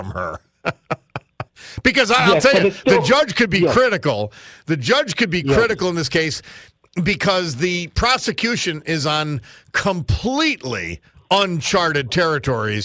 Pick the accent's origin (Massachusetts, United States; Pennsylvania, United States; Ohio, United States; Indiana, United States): Pennsylvania, United States; Dunmore; being from Dunmore